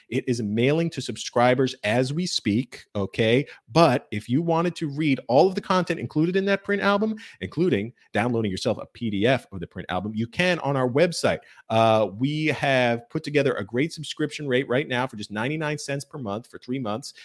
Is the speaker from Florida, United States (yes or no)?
yes; Fort Lauderdale, Florida, United States; my hometown, coincidentally, Fort Lauderdale, Florida